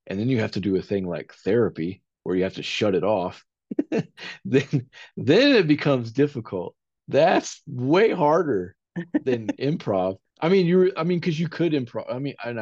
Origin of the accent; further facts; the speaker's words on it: Tahlequah, Oklahoma, United States; I was born in Tahlequah, Oklahoma